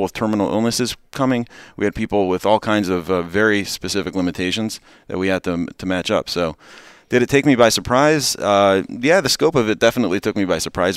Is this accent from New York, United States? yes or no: no; Baltimore, Maryland, United States; moved away as an adult; also born or lived in Israel; now in Atlanta, United States; I grew up in Baltimore